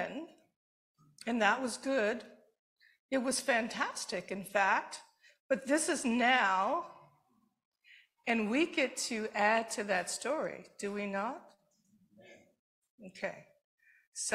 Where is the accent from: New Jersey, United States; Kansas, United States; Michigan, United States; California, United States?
Michigan, United States; Detroit; I grew up in Detroit, but my mother was from Alabama, and my father was from Mississippi